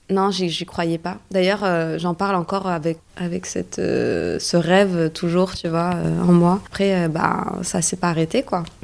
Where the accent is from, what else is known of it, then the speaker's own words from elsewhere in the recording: Morocco; Non, je suis marocaine en fait.